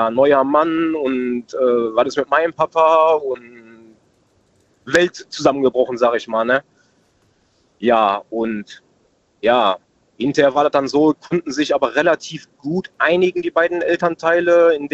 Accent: Oberhausen, North Rhine-Westphalia, Germany; Ich komme aus Oberhausen in NRW.

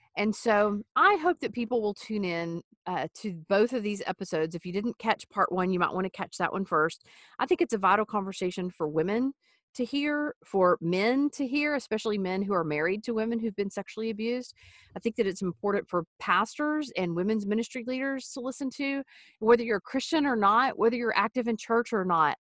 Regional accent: East Texas, United States; I grew up in the Wild West in East Texas

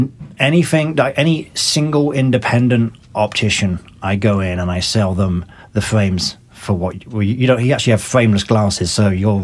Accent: South East England, United Kingdom; accent: mixture of North and South English; So my accent is a mixture of North and South.

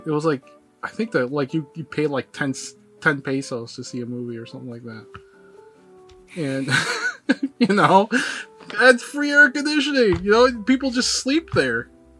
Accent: Philippines; moved away; I am Filipino, right?

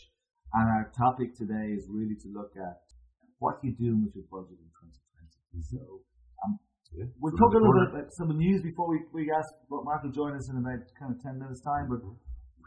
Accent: Ireland; As Irish people

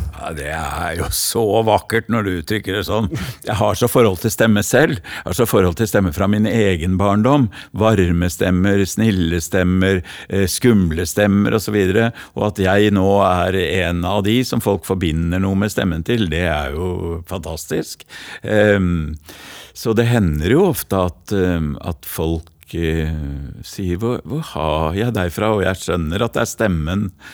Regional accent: Oslo, Norway; accent: Oslo east (østkant) sociolect; jeg er jo fra Hellerud. Så dette er en Hellerud-slam, og nå går jeg over til det breie eh, språket fra Hellerud

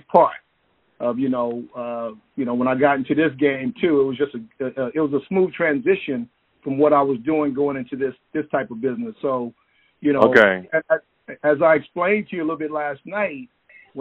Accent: San Francisco, California, United States; moved away as an adult; also born or lived in Oakland, California; now in Bakersfield, United States; I'm originally from San Francisco, born and raised in San Francisco

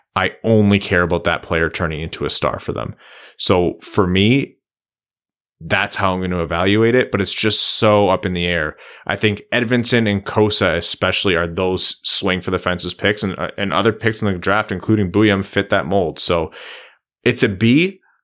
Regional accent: Windsor, Ontario, Canada; out of Windsor, uh, in the O H L, my hometown

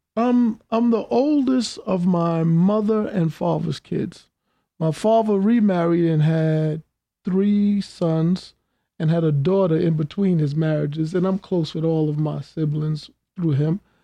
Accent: New York City, New York, United States; I grew up in Queens from the the '60s through the '80s

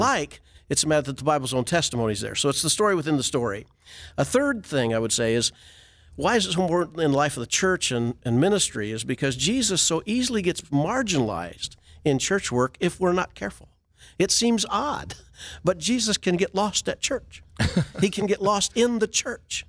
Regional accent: Iowa, United States; moved away; I come from Iowa.

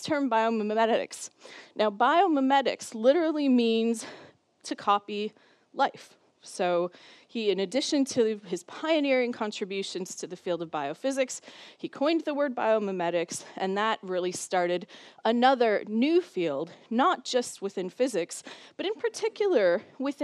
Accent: Minnesota, United States; moved away as an adult; now in Cambridge, United Kingdom; the University of Minnesota, which is my home state and where I did my PhD

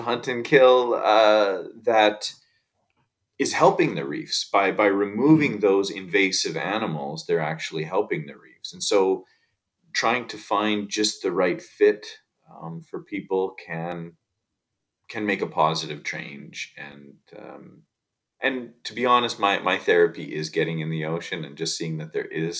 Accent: Saskatchewan, Canada; also born or lived in Australia / Bahamas; now in Vancouver Island, Canada; I grew up in Saskatchewan in the prairies, and so I was really far from any ocean

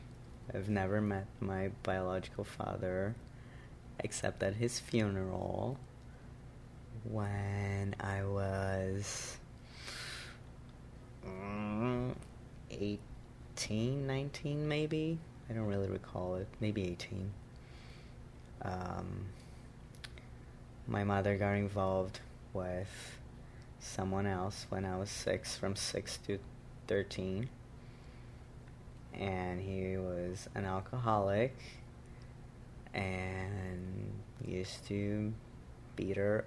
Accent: Brazil; first language Portuguese; English is a second language; moved away as an adult; now in New York, United States; My mother tongue is Portuguese because I was born and raised in Brazil

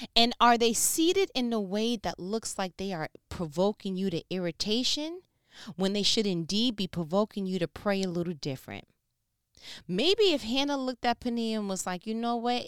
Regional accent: New York, United States; I'm from New York

